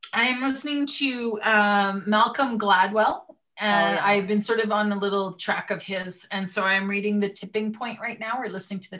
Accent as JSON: {"language": "English", "town": "Edmonton", "region": "Alberta", "country": "Canada", "tie": "born or raised there", "said": "I grew up in the Edmonton area."}